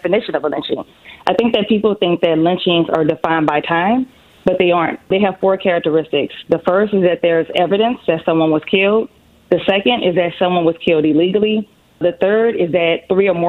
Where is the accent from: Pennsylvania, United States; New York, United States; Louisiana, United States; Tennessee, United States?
Louisiana, United States; New Orleans; I'm from New Orleans. So that's where the beautiful accent comes from.